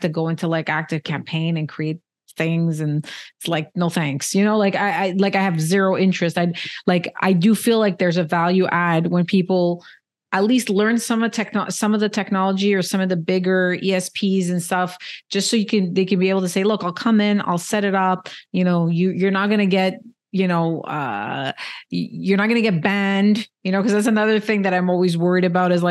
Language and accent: English; Canada; I'm Canadian